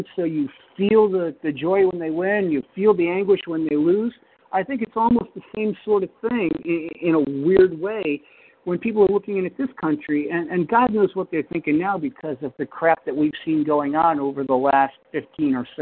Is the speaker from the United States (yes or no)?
yes; United States; also born or lived in Scotland; I'm an American